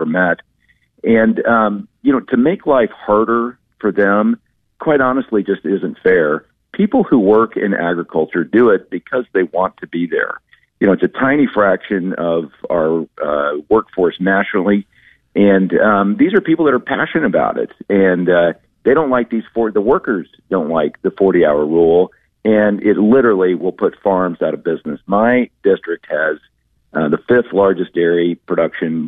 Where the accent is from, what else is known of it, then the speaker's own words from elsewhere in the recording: Dallas, Texas, United States; now in New York, United States; I grew up in Dallas, Texas